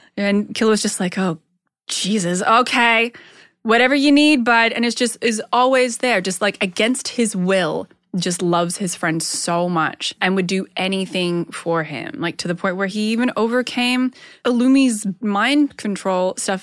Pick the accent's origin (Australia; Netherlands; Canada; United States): Australia; Perth, Western Australia; in my hometown